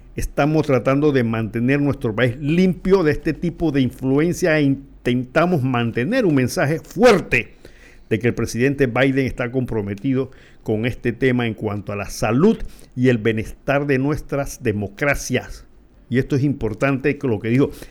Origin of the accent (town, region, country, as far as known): Panama